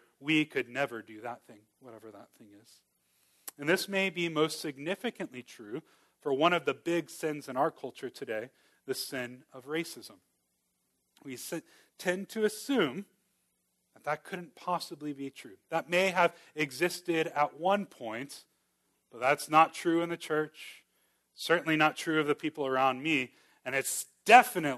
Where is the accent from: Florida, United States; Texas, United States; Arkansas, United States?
Florida, United States; Miami; moved away; I grew up in Miami